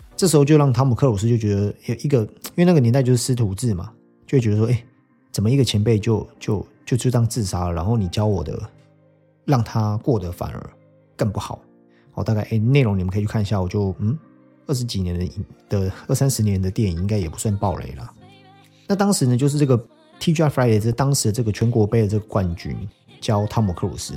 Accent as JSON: {"language": "Chinese", "country": "Taiwan", "said": "我们台湾人常常讲这种美式教育嘛"}